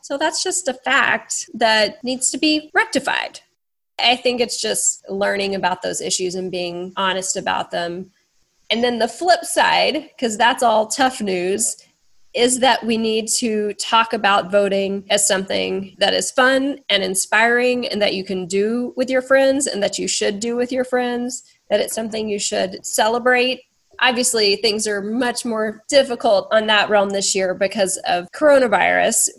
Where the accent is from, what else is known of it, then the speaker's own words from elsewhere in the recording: Texas, United States; I was born in Texas as a white woman